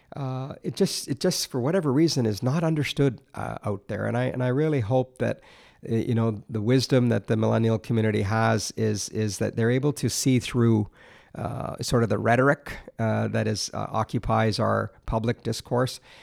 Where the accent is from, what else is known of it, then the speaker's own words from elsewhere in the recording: Alberta, Canada; moved away as an adult; now in Ontario, Canada; growing up in Alberta